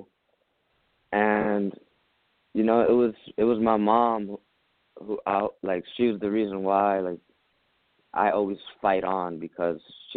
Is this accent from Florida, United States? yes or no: no; New York City, New York, United States; I was born in Brooklyn, New York, in rough areas. I grew up with a single mother of three